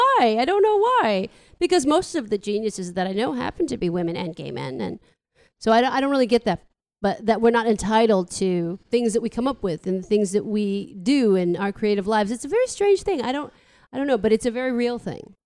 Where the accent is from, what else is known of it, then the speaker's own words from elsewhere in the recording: San Francisco, California, United States; I'm from here, you know, I'm from San Francisco